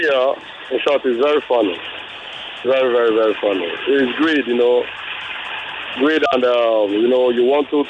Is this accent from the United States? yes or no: no; Nigeria; we Nigerians